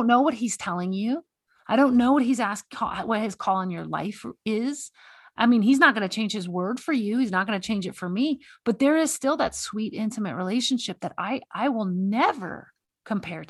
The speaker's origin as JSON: {"language": "English", "region": "Texas", "country": "United States", "moved": "yes", "lives_now": "Montana, United States", "said": "I live in Montana. So I see, and I'm from Texas"}